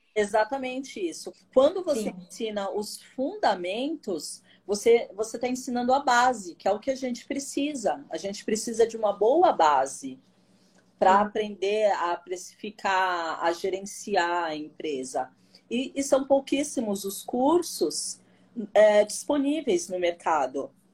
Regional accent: São Paulo, Brazil; sou daqui de São Paulo, do bairro da Aclimação

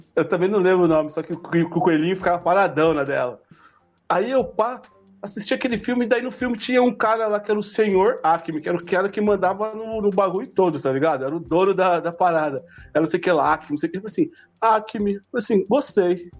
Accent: Mogi das Cruzes, São Paulo, Brazil; vim de Mogi, atravessei Mogi pra vir aqui

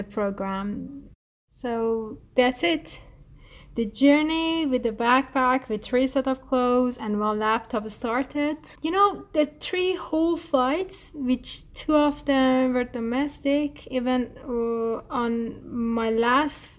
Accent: Tehran, Tehran Province, Iran; first language Persian; English is a second language; also born or lived in Kashan; I was born in Tehran and my father is from Kashan. Since I was born, my parents has always moving from Kashan to Tehran and Tehran to Kashan.

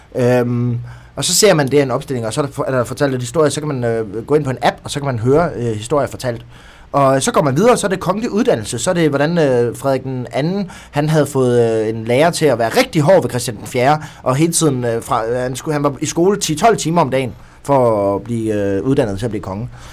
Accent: Southern Jutland, Southern Denmark, Denmark; also born or lived in Kolding; now in Odense, Denmark; fra jeg var lille, da jeg voksede op i Sønderjylland

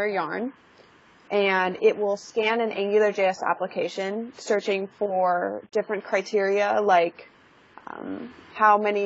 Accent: California, United States; I was born and raised in California

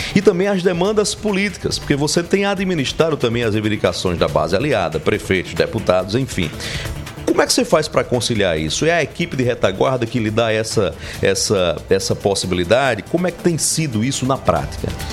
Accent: Sousa and Marizópolis region, Paraíba, Brazil; eu, que sou da região do Souza e Marisópolis

